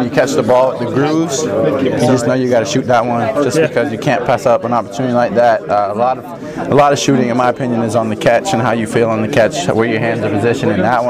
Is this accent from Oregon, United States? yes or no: no; Pittsburgh, Pennsylvania, United States; born or raised there; moved away as an adult